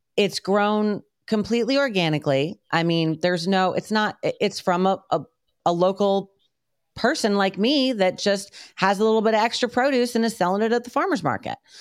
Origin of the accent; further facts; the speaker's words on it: United States; moved away; also born or lived in New York / Connecticut; we grew up in New York and then Connecticut.